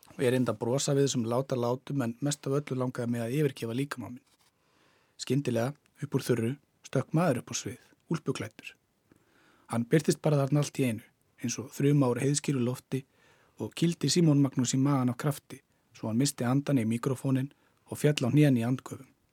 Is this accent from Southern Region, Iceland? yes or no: yes; Hvolsvöllur, Southern Region, Iceland; also born or lived in Selfoss; Ég er frá, hérna, ég er frá Kolsvöldi